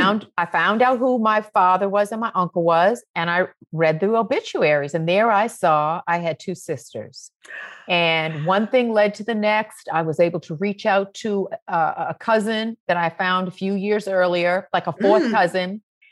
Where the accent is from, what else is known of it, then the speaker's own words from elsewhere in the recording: Roxbury, Massachusetts, United States; Like I grew up in Roxbury, Massachusetts.